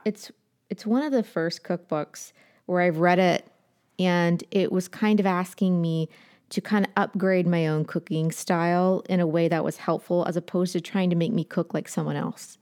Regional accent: Appalachia, United States; I'm from Appalachia

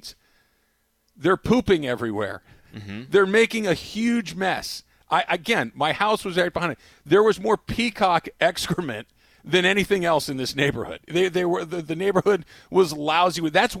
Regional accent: Arcadia, California, United States; also born or lived in Phoenix / Los Angeles; I grew up in Arcadia. I am a proud graduate of Arcadia High School, class of 1989.

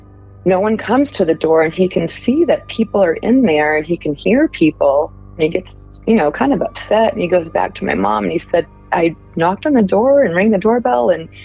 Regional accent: Millers Creek, North Carolina, United States; I was raised in Millers Creek, North Carolina

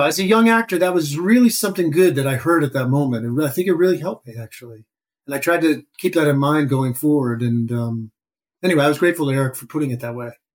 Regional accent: Madison, Wisconsin, United States; moved away as an adult; now in New York, United States; I grew up in Madison, Wisconsin

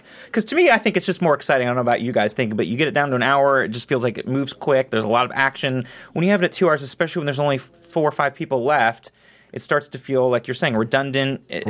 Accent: East Coast, United States; moved away; I'm originally from the East Coast as well

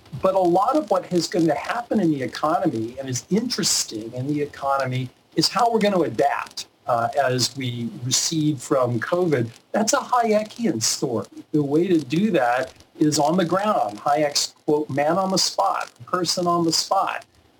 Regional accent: the South, United States; You mentioned Florida. I'm from the South. There's an expression, fixing to do something.

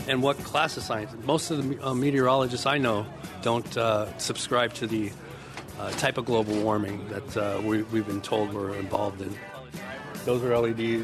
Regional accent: Los Angeles, California, United States; now in San Leandro, United States; I'm from Los Angeles, California

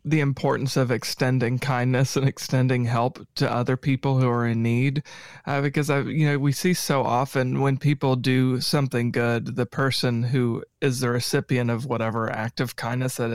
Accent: Paducah, Kentucky, United States; born there; I was born in Paducah but I came down here today from Clarksville.

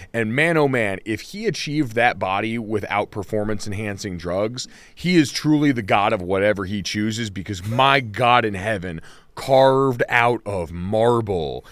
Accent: Arizona, United States; when I was a kid growing up in Arizona

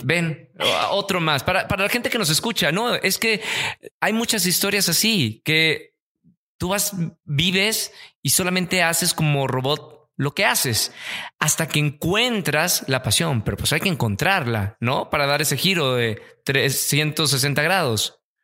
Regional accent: Monterrey, Nuevo León, Mexico; Monterrey, que yo nací eh, rodeado de montañas.

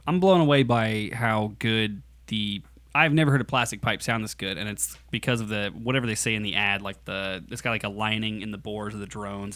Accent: United States; I'm an American

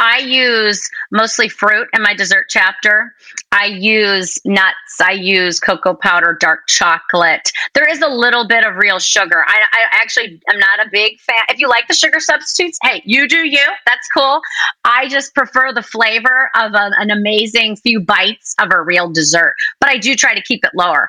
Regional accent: Wisconsin, United States; I grew up in Wisconsin

